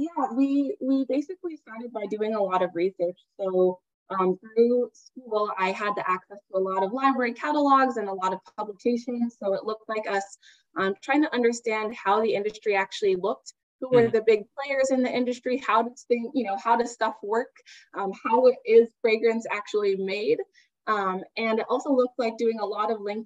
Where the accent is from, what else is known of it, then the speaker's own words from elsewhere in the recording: Dayton, Ohio, United States; moved away as an adult; also born or lived in Miami, Florida; I am originally from Dayton, Ohio, a little town in the US in the Midwest